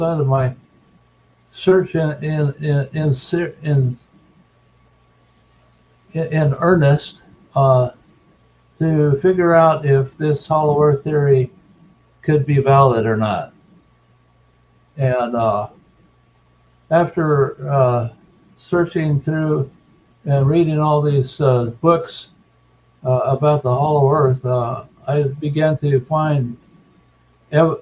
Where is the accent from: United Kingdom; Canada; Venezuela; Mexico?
Mexico; Colonia Juárez, Chihuahua; moved away; also born or lived in New Mexico / Phoenix, Arizona; I'm from the American-Mexican colonies of Colonia Juarez in Chihuahua, Mexico